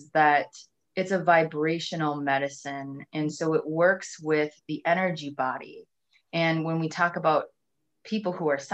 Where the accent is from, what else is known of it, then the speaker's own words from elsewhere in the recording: Minnesota, United States; I'm from Minnesota.